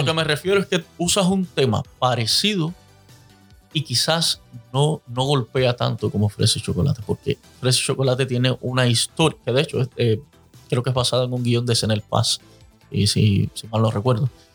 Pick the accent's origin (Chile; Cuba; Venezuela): Cuba; moved away; los cubanos, como buenos cubanos